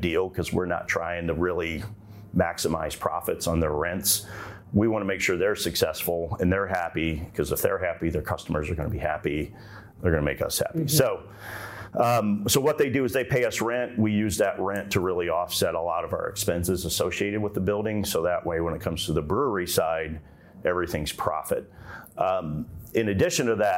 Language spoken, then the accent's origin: English; Ohio, United States; now in Central Florida, United States; I grew up in Ohio. That's where I was born and raised, and kind of in a German area of Ohio